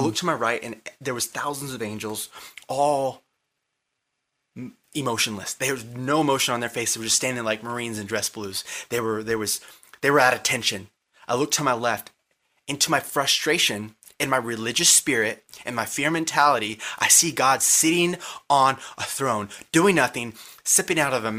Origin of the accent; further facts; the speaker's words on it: Lake Dallas, Texas, United States; born there; When I was born in 1995 in Lake Dallas, Texas, I saw myself clearly as a little baby.